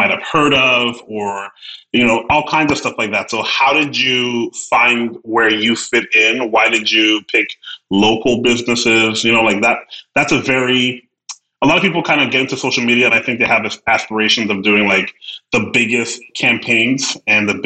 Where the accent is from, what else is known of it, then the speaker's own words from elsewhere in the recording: Edmonton, Alberta, Canada; now in Ontario, Canada; as more of a city person, even though I'm from Edmonton